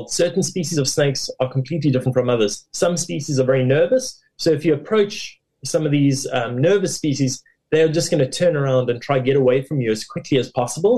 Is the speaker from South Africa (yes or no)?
yes; Durban, KwaZulu-Natal, South Africa; I grew up in KwaZulu-Natal in the city of Durban. I lived there for most of my life.